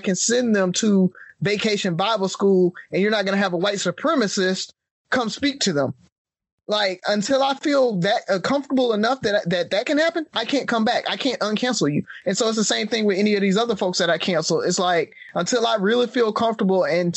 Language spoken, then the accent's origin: English; Alabama, United States; we grew up in the Alabama system, right? We all took Alabama history together